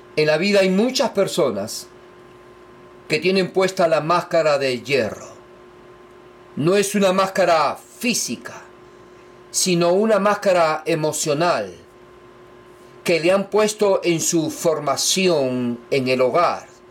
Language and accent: Spanish; Lima, Peru; yo nací en Perú, Lima, la capital